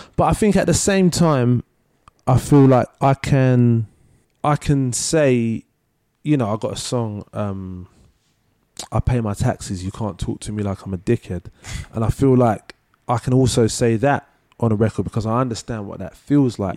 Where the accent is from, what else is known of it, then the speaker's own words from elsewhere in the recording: London, United Kingdom; also born or lived in Manchester; I grew up in Leytonstone